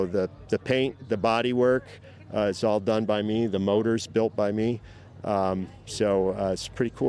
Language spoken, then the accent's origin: English; Fairfax, Vermont, United States; I'm from Fairfax, Vermont.